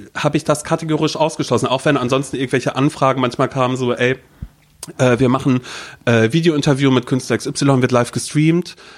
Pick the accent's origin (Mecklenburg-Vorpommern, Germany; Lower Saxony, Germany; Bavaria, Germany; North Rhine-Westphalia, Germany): Mecklenburg-Vorpommern, Germany; ich komme aus Mecklenburg-Vorpommern.